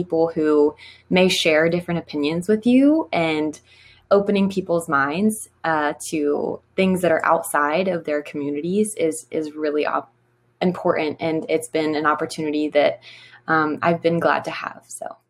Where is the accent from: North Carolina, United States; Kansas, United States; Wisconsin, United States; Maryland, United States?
Maryland, United States; Garrett County; born or raised there